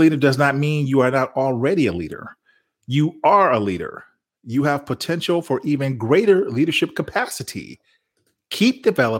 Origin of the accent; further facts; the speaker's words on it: Chicago, Illinois, United States; now in Texas, United States; I'm from Chicago and I live in Texas now